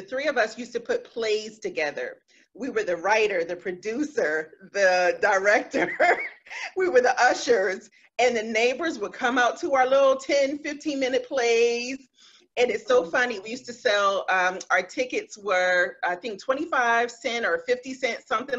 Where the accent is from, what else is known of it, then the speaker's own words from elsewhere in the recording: Philadelphia, Pennsylvania, United States; now in South Jersey, United States; I'm from Philadelphia, North Philly, to be specific, born and raised in Philly. I live in South Jersey now